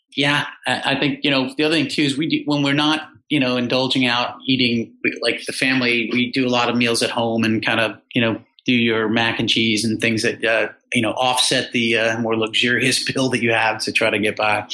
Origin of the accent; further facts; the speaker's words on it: New York area, United States; now in Virginia, United States; I love growing up around the New York area.